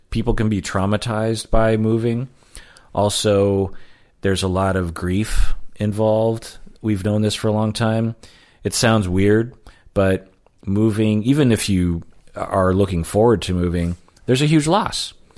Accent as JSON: {"language": "English", "town": "Sammamish", "region": "Washington", "country": "United States", "tie": "born or raised there", "also_born_or_lived": "Seattle", "said": "I grew up mainly in Sammamish, which is like fifteen miles from Seattle."}